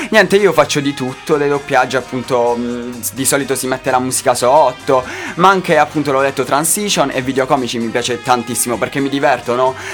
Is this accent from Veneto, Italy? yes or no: no; Acquaviva delle Fonti, Apulia, Italy; io sono di Acquaviva, un piccolo paesino in provincia di Bari famoso per la cipolla